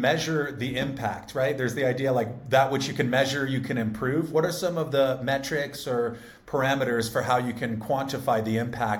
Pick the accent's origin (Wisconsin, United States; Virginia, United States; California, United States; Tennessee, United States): California, United States; I'm a Californian.